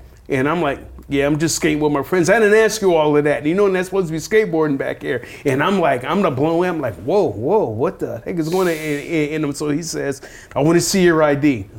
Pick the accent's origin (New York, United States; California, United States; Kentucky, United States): California, United States; Oakland; I grew up in East Oakland.